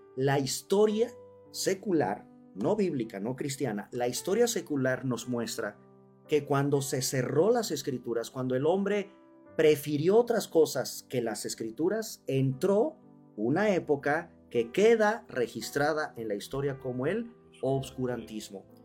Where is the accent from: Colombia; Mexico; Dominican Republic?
Mexico; los mexicanos no leemos